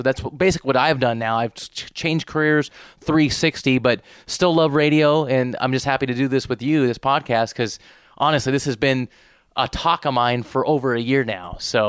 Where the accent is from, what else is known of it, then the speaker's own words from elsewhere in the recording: Portland, Oregon, United States; So I'm originally from Portland, Oregon. I started my DJ company out there